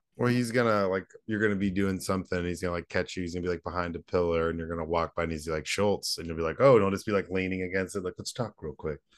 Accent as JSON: {"language": "English", "town": "Southlake", "region": "Texas", "country": "United States", "tie": "born or raised there", "also_born_or_lived": "Dallas, Texas", "said": "I grew up in Dallas"}